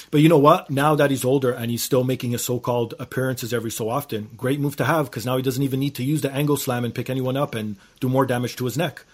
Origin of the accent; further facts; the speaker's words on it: Canada; being Canadian